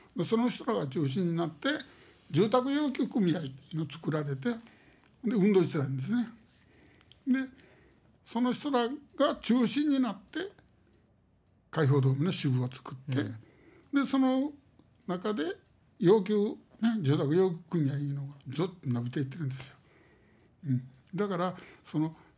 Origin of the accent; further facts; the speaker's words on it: Osaka, Japan; ここで生まれてここで育って